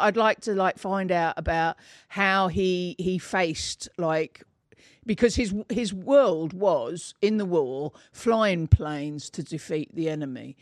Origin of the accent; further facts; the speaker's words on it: Bedford, East of England, United Kingdom; I grow, grew up in, um, a town called Bedford